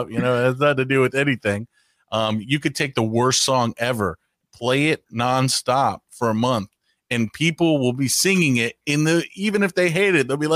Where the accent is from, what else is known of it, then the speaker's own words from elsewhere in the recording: United States; I'm glad I'm American because if I was in another language, I'd have a speech impediment.